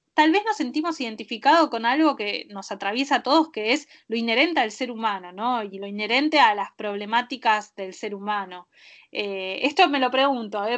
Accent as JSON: {"language": "Spanish", "country": "Argentina"}